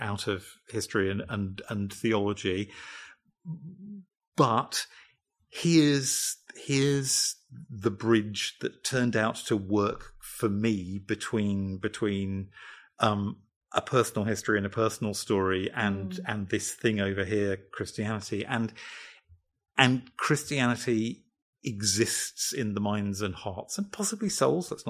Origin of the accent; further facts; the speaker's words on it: United Kingdom; I'm British and male and of a certain generation